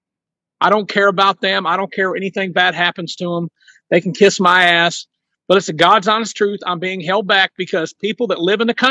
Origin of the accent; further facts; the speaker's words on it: Ohio, United States; I'm from Ohio. I live in southeastern Ohio where us country people are educated